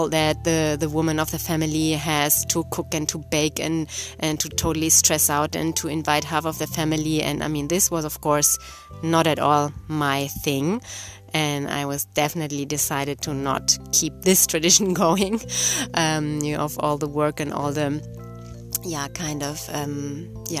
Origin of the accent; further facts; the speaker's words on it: Germany; moved away as an adult; also born or lived in Brazil; I grew up in Germany